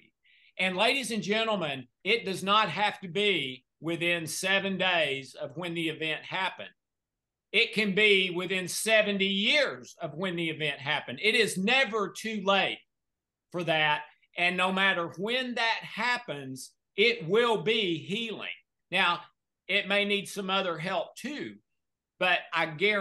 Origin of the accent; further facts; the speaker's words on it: the South, United States; I'm from the South.